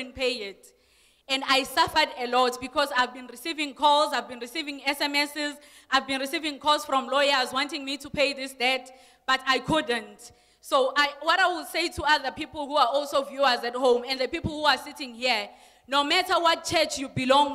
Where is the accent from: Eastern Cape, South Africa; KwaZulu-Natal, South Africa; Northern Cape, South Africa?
KwaZulu-Natal, South Africa; now in Pretoria, South Africa; I'm from KwaZulu-Natal. I stay in Pretoria Orchards.